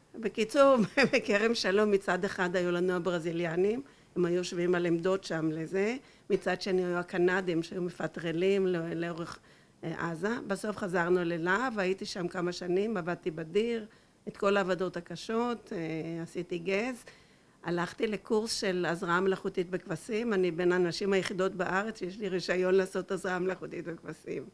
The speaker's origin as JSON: {"language": "Hebrew", "town": "Holon", "region": "Tel Aviv District", "country": "Israel", "tie": "born or raised there", "said": "אני גדלתי בחולון"}